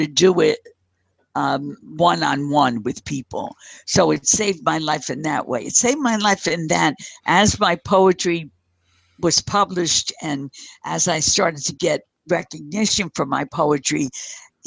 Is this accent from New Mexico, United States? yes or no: no; Paterson, New Jersey, United States; grow up on 17th Street in Paterson, New Jersey